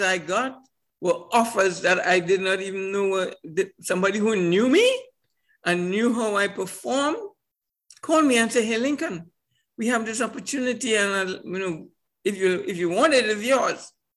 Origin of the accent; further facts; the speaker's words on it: Trinidad & Tobago; I come from Trinidad Tobago, which when I was born, it was a colony of Britain